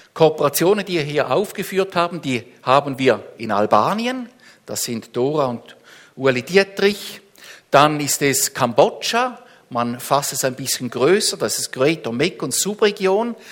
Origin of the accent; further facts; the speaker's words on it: Switzerland; uns als Schweizer